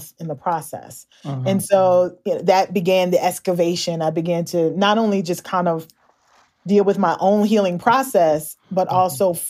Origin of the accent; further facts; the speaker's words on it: Louisville, Kentucky, United States; my hometown of Louisville, Kentucky